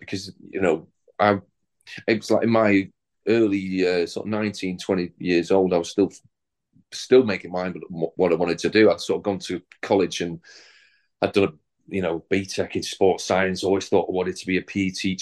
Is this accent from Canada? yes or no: no; the North of England, United Kingdom; being a Northerner and having grown up with the show